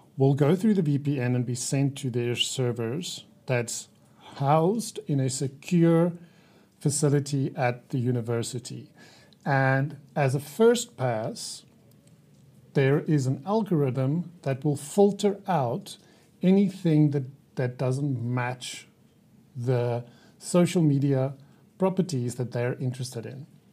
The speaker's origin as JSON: {"language": "English", "country": "South Africa", "said": "I'm from South Africa."}